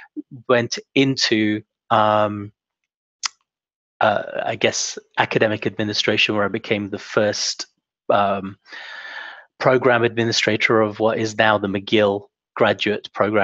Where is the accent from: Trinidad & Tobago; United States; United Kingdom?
United Kingdom; England; moved away as an adult; also born or lived in Heidelberg, Germany; now in Montreal, Canada; I grew up in England and did my undergraduate at Cambridge